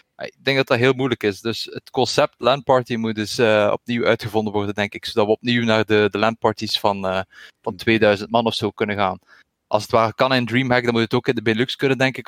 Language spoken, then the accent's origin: Dutch; Ghent, Flanders, Belgium; Ik ben ook afkomstig uit Gentse.